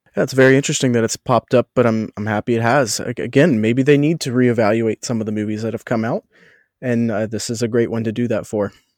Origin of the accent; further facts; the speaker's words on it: Cincinnati, Ohio, United States; moved away as an adult; also born or lived in Orlando; Growing up around Cincinnati